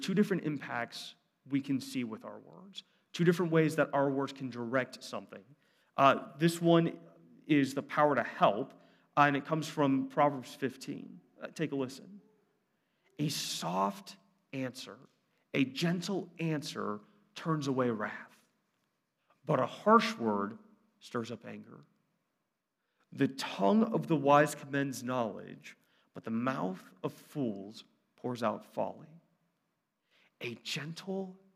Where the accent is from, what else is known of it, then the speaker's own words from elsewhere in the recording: Brunswick, Ohio, United States; I grew up in Brunswick, half hour south, a little bit more country